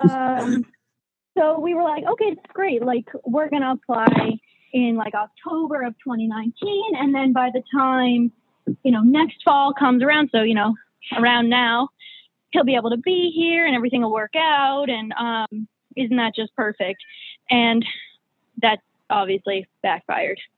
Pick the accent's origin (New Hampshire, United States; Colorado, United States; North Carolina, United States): New Hampshire, United States; I am from New Hampshire